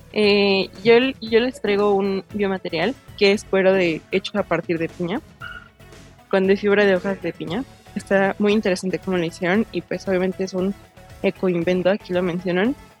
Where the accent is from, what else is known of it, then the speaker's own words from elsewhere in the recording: Mexico; como mexicanos